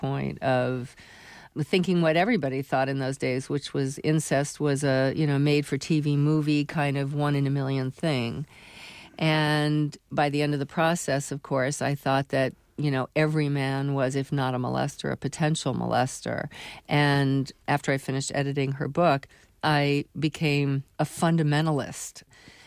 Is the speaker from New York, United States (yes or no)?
yes; New York City, New York, United States; I grew up in New York City